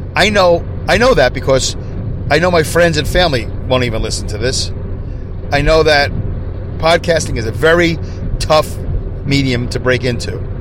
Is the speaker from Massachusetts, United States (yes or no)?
no; New York City, New York, United States; now in upstate New York, United States; I'm originally from Brooklyn. Uh, you know, I live in upstate New York now